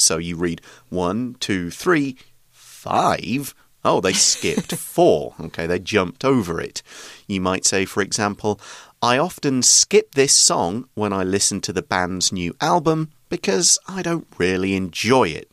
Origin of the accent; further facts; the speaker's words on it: United Kingdom; now in Taiwan; I'm British